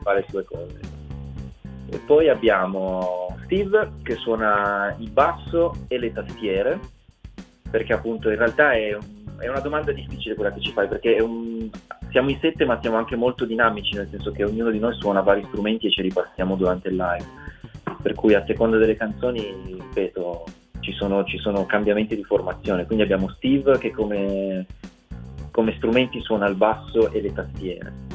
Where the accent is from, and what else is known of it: Ivrea, Piedmont, Italy; born or raised there